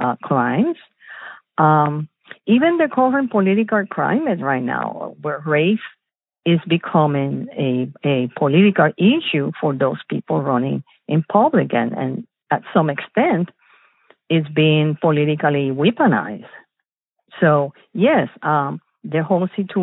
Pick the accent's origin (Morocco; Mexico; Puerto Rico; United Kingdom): Puerto Rico; moved away as an adult; also born or lived in Chicago, Illinois, United States; now in United States; I was born in Chicago from Puerto Rican parents, and then we moved back to the island. So I grew up in Puerto Rico, and then I came back for studying to the United States